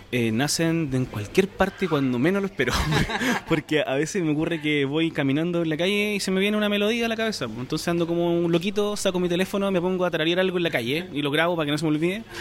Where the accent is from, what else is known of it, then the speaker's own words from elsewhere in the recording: Chile; yo soy de Chile